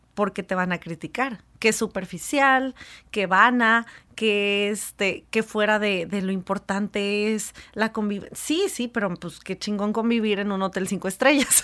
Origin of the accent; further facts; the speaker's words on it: Mexico; como mexicanos